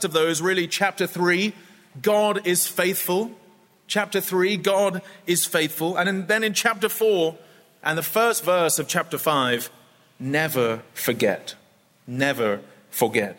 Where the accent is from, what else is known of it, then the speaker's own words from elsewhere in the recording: United Kingdom; also born or lived in Scotland; when I was growing up as a child. We lived in England, close to London, but I'm from Scotland